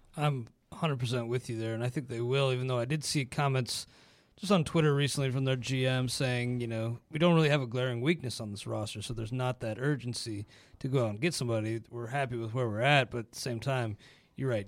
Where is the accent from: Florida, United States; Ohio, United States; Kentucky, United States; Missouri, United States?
Ohio, United States; growing up in Ohio